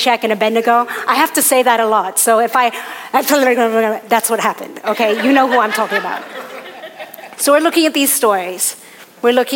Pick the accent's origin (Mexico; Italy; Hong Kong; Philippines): Hong Kong; I was born in Hong Kong, and I'm one of my dad's six kids